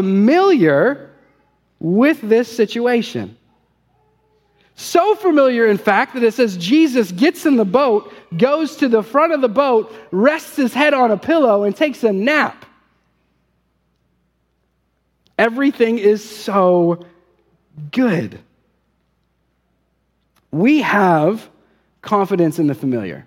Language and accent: English; Ohio, United States; moved away; also born or lived in Holston River area (Tennessee/Virginia); I'm originally from Ohio, grew up fishing. We moved here.